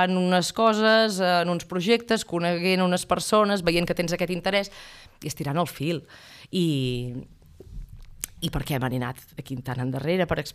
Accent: Ripoll, Catalonia, Spain; jo sóc de Ripoll

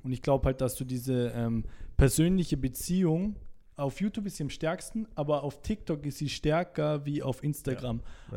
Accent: Salzburg, Austria; moved away as an adult; now in Vienna, Austria; ich komme aus Salzburg Stadt

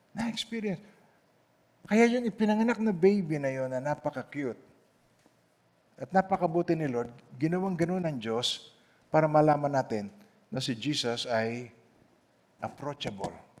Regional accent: Philippines; moved away; umuwi ako sa Pilipinas

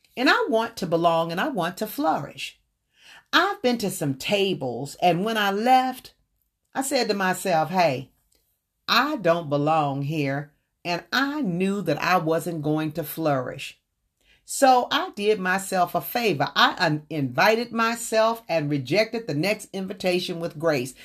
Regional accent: the South, United States; I was born and raised in the South

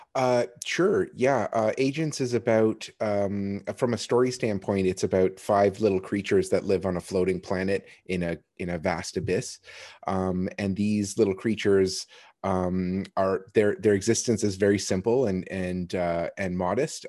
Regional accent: Kitchener, Ontario, Canada; I was born in Kitchener

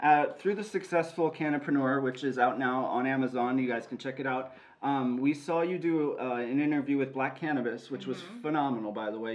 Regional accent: Los Angeles, California, United States; I'm from Los Angeles as well

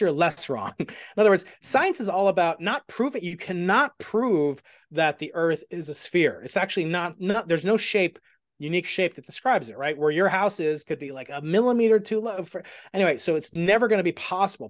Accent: Stony Brook, New York, United States; I'm from, I'm from Stony Brook

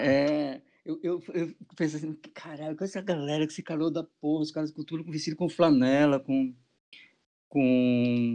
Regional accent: interior of São Paulo, Brazil; now in Recife, Brazil; desde moleque lá do interior de São Paulo, que eu sou do interior de São, do interior de São Paulo, eu mexia com festa

